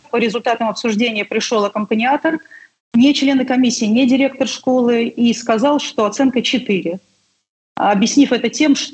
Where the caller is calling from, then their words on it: Saint Petersburg, Russia; Э, уже сказали, что я из Санкт-Петербурга